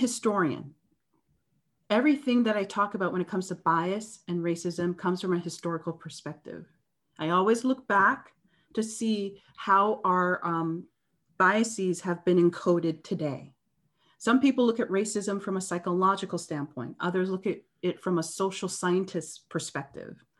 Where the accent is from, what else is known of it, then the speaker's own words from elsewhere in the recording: Canada; I'm from Canada.